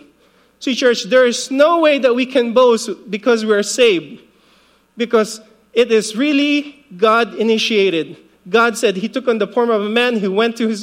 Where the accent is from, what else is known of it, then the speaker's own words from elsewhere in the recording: Philippines; now in Guam; I grew up in the Philippines. Well, I was born in the Philippines, 1975